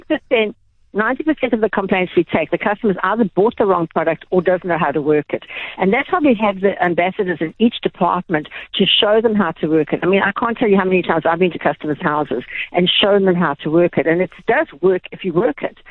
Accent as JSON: {"language": "English", "town": "Durban", "region": "KwaZulu-Natal", "country": "South Africa", "tie": "born or raised there", "said": "i grew up in Durban"}